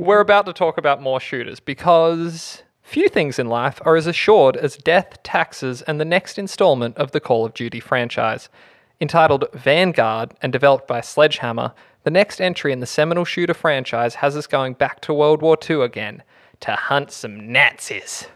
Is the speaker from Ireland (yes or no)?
no; Australia; we're Australian, so we can't pronounce it